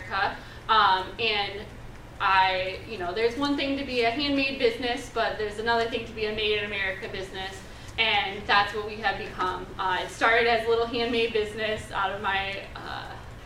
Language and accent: English; Cleveland, Ohio, United States; I'm from Cleveland, and I love Cleveland